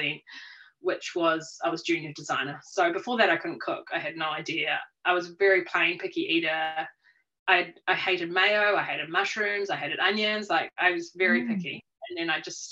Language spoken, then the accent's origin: English; Rotorua, Bay of Plenty, New Zealand; also born or lived in Auckland; now in Taupō, New Zealand; So I grew up in Rotorua, had a fun kind of cruisy life